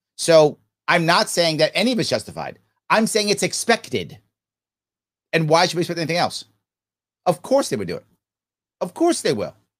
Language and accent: English; United States; I'm in America. I'm American